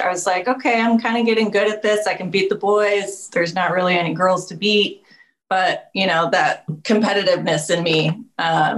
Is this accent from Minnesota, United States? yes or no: no; Sacramento, California, United States; I grew up in Sacramento